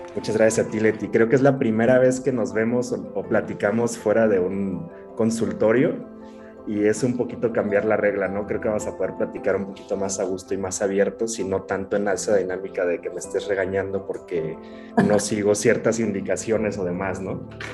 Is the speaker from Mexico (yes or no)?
yes; Mexico; also born or lived in Morelia / Mexico City; como mexicano no pensamos mucho en la salud